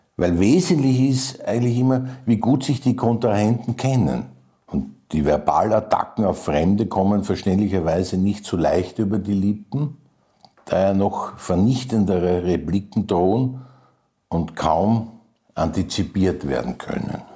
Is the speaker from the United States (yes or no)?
no; Vienna, Austria; also born or lived in Bregenz; Also ich bin in einer Kaserne in der Leopoldstadt aufgewachsen